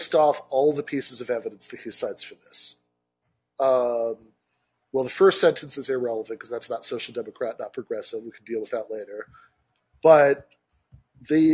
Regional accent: Michigan, United States; my home state

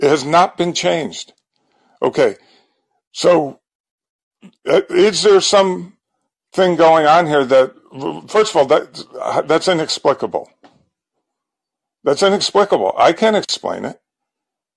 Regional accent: Bridgeport, Connecticut, United States; I grew up in Bridgeport

